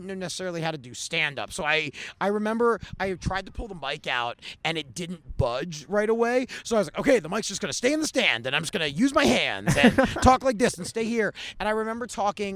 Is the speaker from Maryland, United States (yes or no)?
yes; Baltimore, Maryland, United States; moved away as an adult; also born or lived in Pittsburgh; now in Los Angeles, United States; I'm from Baltimore, went to school in Pittsburgh